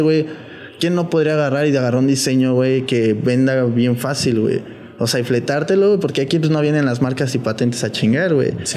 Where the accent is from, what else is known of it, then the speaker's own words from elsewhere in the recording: Mexico; also born or lived in United States; como mexicanos